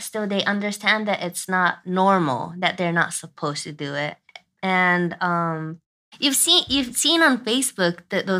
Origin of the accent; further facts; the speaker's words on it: Nagoya, Aichi, Japan; I was born in Nagoya.